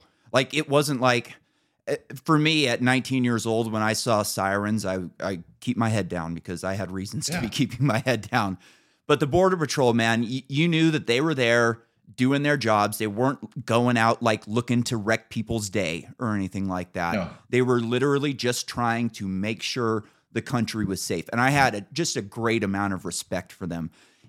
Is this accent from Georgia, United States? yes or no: no; Emerald Triangle, California, United States; I'm from the Emerald Triangle.